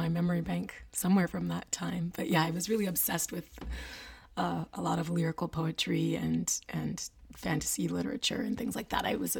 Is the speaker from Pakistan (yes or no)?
no; Montreal, Quebec, Canada; moved away; also born or lived in Vancouver, British Columbia; I am Canadian. And I was born and raised in Montreal.